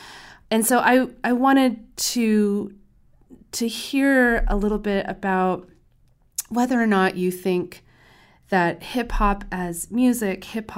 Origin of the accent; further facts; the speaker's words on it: San Diego, California, United States; I'm from San Diego.